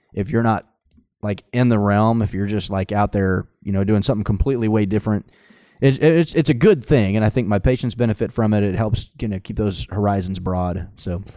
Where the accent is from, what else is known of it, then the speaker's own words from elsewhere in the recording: Tulsa, Oklahoma, United States; born and raised in Tulsa